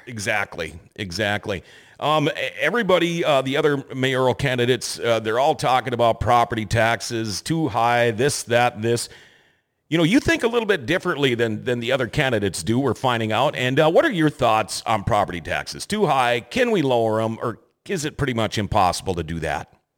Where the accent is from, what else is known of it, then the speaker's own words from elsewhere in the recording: Thief River Falls, Minnesota, United States; moved away as an adult; also born or lived in California; now in Grand Forks, United States; Couldn't wait to get away from my hometown. I'm from Thief River Falls